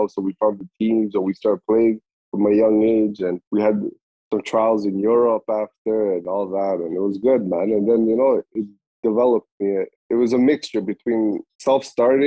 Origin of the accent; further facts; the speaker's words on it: Canada; also born or lived in Kosovo / Germany; I left Kosovo when I was 2 years old, man, and we lived in Germany like for a couple of years, and then came to Canada when I was like six